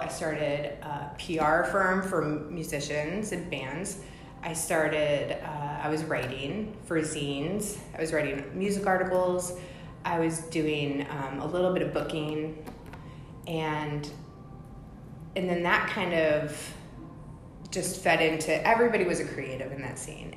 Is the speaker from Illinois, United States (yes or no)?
yes; Champaign, Illinois, United States; also born or lived in Fort Myers, Florida; I spent my childhood in Champaign, Illinois